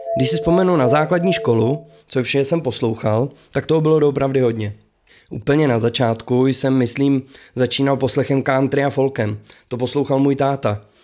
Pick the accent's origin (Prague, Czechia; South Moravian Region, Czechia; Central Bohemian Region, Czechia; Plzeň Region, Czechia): Central Bohemian Region, Czechia; Králův Dvůr; u nás v Králováku ve svých patnácti letech